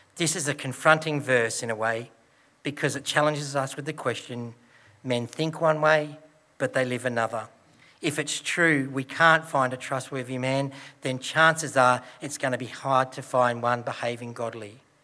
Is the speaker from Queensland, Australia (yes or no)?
no; Broken Hill, New South Wales, Australia; Growing up in Broken Hill and my dad working with BHP